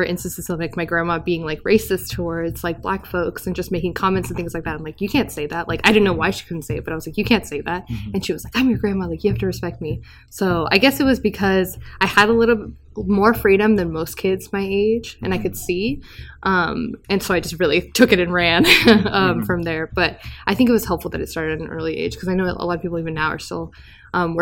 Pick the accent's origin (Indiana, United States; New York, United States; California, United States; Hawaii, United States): California, United States; I was born in California